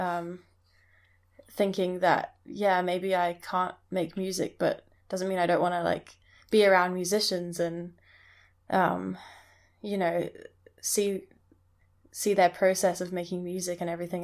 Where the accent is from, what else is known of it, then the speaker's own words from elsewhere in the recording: Hong Kong; moved away; also born or lived in Scotland; I grew up in Hong Kong, but I went to boarding school in Scotland